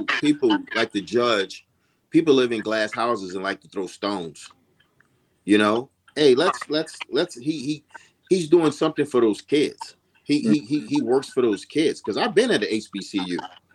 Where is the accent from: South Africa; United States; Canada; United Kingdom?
United States; Louisiana; I'm from Louisiana